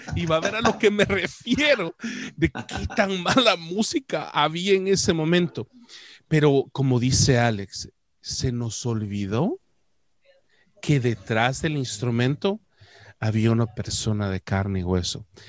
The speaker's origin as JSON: {"language": "Spanish", "country": "El Salvador", "said": "como buen salvadoreño"}